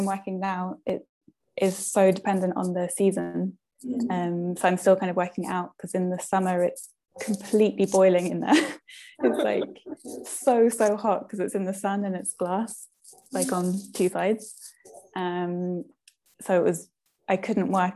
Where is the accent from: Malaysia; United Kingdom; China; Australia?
United Kingdom; I'm from the UK.